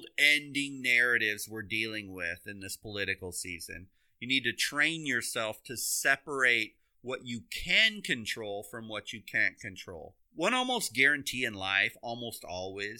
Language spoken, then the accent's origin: English; Iowa, United States; I grew up in Iowa.